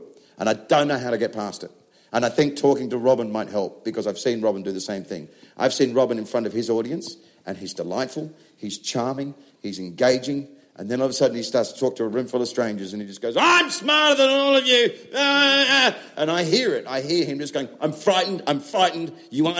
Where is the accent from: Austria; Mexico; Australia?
Australia; now in England; I'm an Australian that does comedy in England